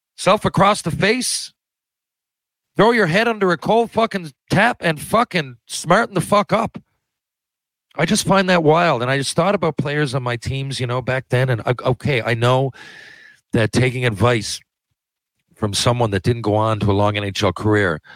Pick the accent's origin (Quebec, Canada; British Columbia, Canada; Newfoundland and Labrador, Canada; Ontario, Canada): Newfoundland and Labrador, Canada; We're both from Newfoundland